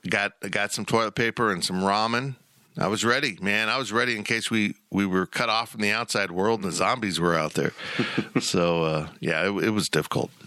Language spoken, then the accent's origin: English; Salina, Kansas, United States; also born or lived in West Palm Beach, Florida / Columbia, Missouri; I was born actually in West Palm Beach and then moved to Columbia, Missouri. Thank God we didn't stay, and uh, ended up in Salina, Kansas